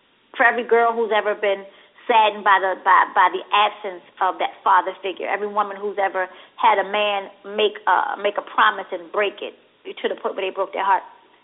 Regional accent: Baltimore, Maryland, United States; I'm from West Baltimore

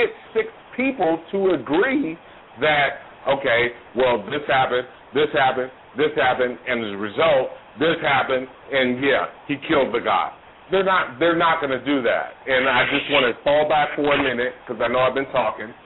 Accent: Oakland, California, United States; moved away as an adult; now in Georgia, United States; I'm from Oakland, California. I grew up on the dope turf

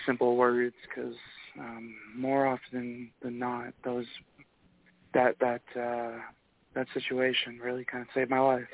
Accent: Michigan, United States; a proud Michigander

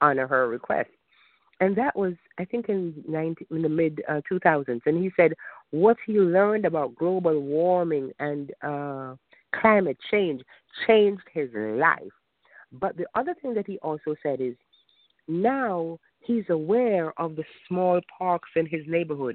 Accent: Jamaica; moved away; I'm Jamaican

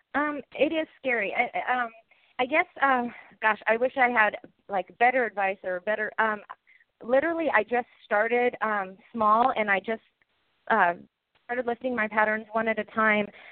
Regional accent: Washington, United States; I am from Washington State

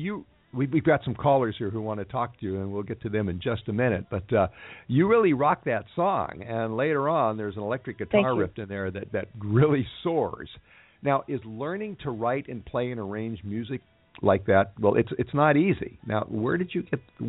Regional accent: Texas, United States; a native Texan who actually spent his early childhood in one of those small towns

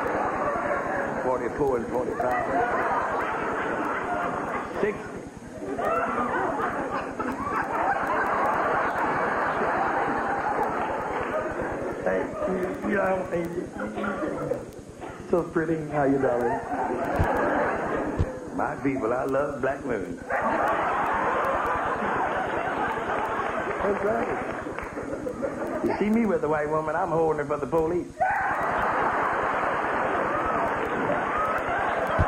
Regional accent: St. Louis, Missouri, United States; moved away as an adult; now in California, United States; We were poor in St. Louis, that's my hometown

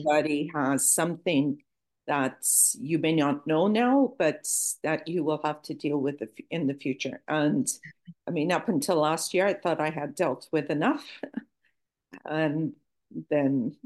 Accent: Toronto, Ontario, Canada; accent: Canadian; moved away as an adult; also born or lived in Lisbon, Portugal / Edinburgh, Scotland; now in Portugal; I was uh, raised in Toronto, Canada, and lived there

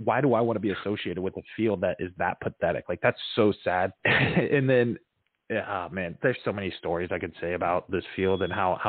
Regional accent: Fort Myers, Florida, United States; That's my hometown.

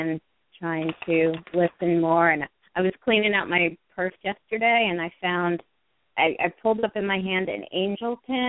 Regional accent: New Jersey, United States; born or raised there

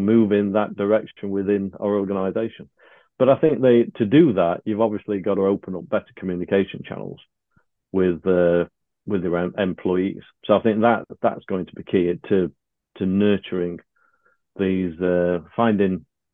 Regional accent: United Kingdom; we're British

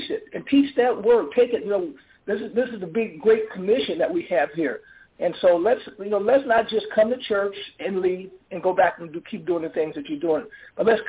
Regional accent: St. Louis, Missouri, United States; I grew up in St. Louis. I grew up in the ghettos of St. Louis

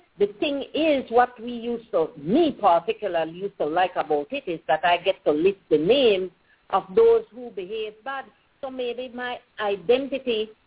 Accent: Pomona Valley, Stann Creek District, Belize; I grew up in the Pomona Valley, so I went to country school

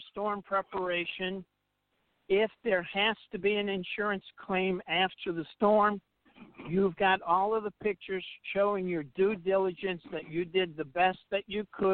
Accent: New Orleans, Louisiana, United States; moved away; we're originally from New Orleans

